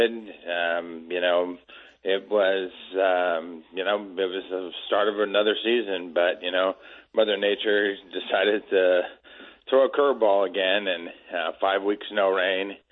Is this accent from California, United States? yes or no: yes; Petaluma, California, United States; it was just like growing up in Petaluma, same weather, same stuff